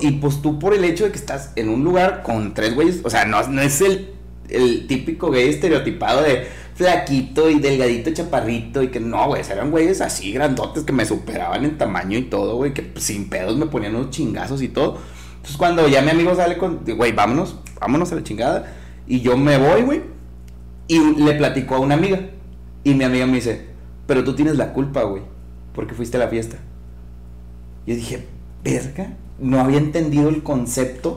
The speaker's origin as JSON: {"language": "Spanish", "country": "Mexico", "said": "soy mexicano"}